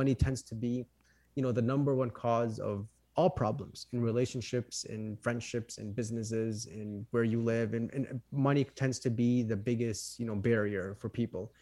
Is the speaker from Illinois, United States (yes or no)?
yes; Chicago, Illinois, United States; I am from Chicago, Illinois. Um, born and raised here, lived here my whole life